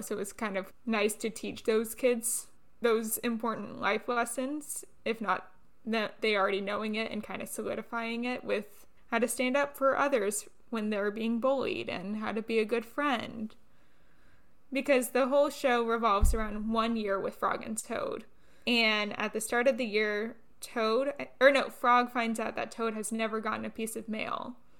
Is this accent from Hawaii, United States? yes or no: no; Orlando, Florida, United States; I'm from the Orlando area, so a lot of Broadway tours would come through my area, and I got to see Wicked when I was eight years old